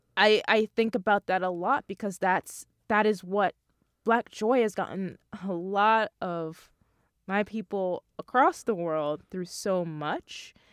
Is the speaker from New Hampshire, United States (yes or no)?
no; Long Island, New York, United States; I'm from Long Island, so I actually live at home